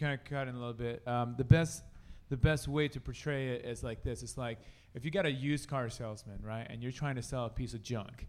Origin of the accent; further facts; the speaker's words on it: Sioux City, Iowa, United States; We're from Sioux City, Iowa, so that's western part of Iowa. All of us, … originally is from Ohio, but we converted him, and now he's a Sioux Citian.